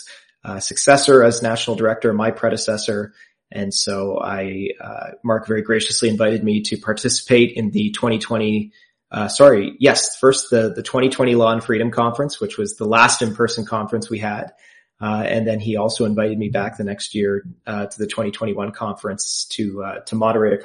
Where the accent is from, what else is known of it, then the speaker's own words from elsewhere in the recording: Cambridge, Ontario, Canada; I was born and raised in Cambridge, Ontario. Waterloo region is home for me